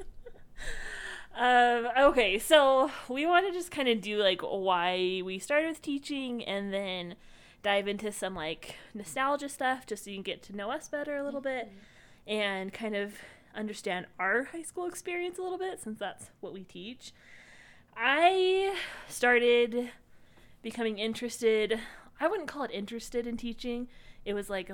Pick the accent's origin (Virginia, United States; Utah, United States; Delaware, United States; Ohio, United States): Utah, United States; We are both from Utah